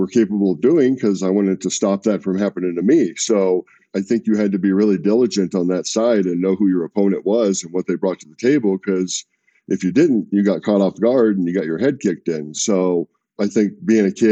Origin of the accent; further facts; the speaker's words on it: Alaska, United States; also born or lived in California; I was born in California. I grew up in Alaska.